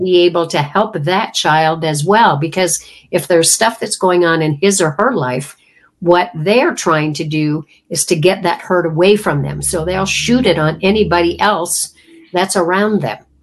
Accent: Canada; I come from Canada

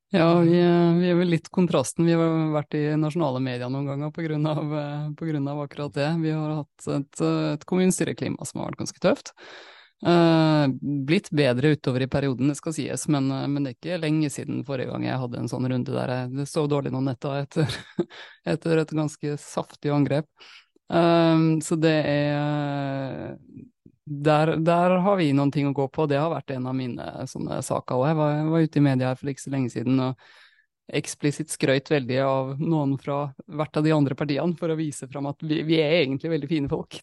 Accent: Molde, Møre og Romsdal, Norway; Jeg er fra Molde

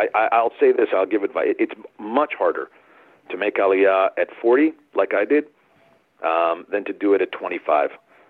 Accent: United States; moved away as an adult; now in Israel; I grew up in America

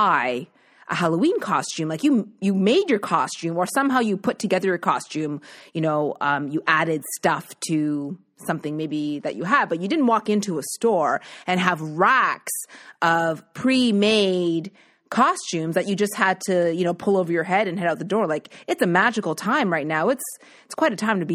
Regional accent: Nova Scotia, Canada; growing up in Nova Scotia

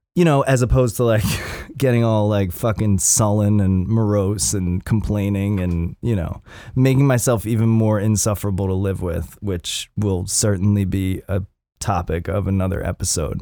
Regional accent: Upper Darby, Pennsylvania, United States; moved away; I'm from, I'm from Upper Darby originally

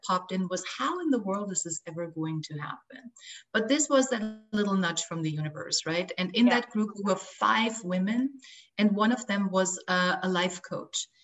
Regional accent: Austria; moved away as an adult; also born or lived in Los Angeles, United States; I left my home country of Austria to come to Los Angeles and get married

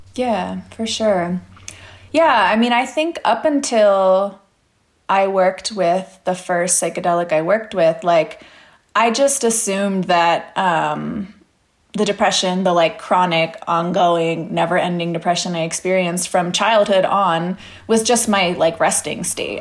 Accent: Pennsylvania, United States; moved away; in Pennsylvania, in my hometown

